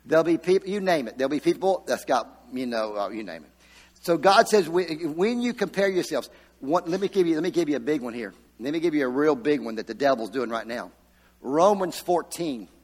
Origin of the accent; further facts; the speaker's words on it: Virginia, United States; moved away as an adult; I came from Virginia, when I was 19 years old, I moved down here from Virginia